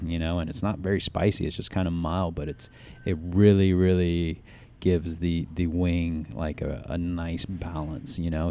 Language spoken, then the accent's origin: English; the South, United States; growing up in the South and, uh, having, uh, Southeastern Asian parents